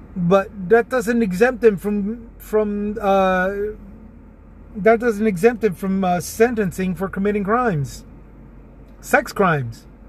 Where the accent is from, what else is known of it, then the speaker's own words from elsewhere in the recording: Texas, United States; also born or lived in San Antonio; my home state of Texas